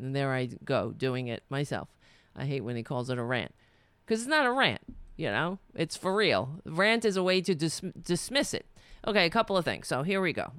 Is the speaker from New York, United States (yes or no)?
yes; New York City, New York, United States; I'm Irish, but I, I grew up on Staten Island